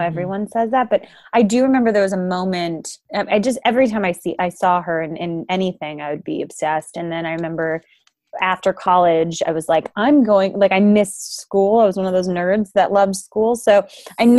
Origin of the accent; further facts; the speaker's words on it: New York City, New York, United States; I am a native New Yorker, so born and raised in Manhattan, Manhattan proper